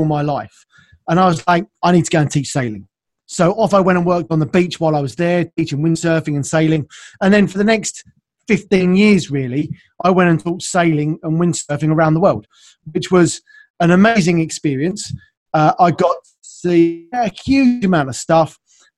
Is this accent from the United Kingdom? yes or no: yes; United Kingdom; also born or lived in south of London; So based in London, now south of London here in the UK, you probably get that from my accent, I suppose. So yeah, we're based here in the UK, and yeah, I've lived here all my life